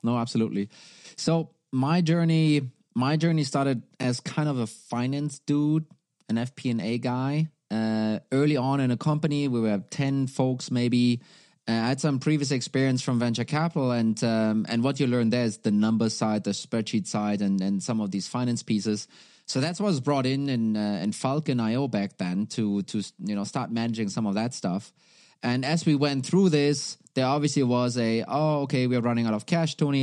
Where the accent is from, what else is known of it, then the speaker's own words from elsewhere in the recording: Germany; now in Denmark; I'm originally from Germany. I am sitting right now, though, in, uh, in Denmark